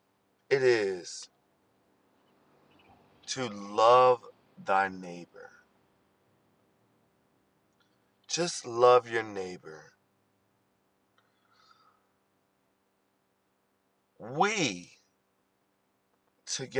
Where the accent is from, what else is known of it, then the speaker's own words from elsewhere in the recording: Baltimore, Maryland, United States; growing up as a millennial in Baltimore